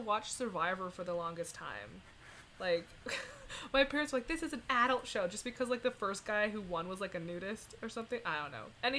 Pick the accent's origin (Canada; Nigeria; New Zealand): Canada; we're Canadian, and we don't do miles per hour.